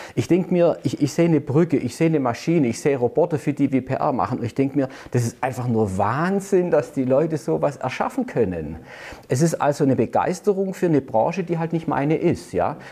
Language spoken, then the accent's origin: German; Stuttgart, Baden-Württemberg, Germany; man hört ja unschwer, ich gebe es jetzt gleich einfach zu, ich bin in Stuttgart geboren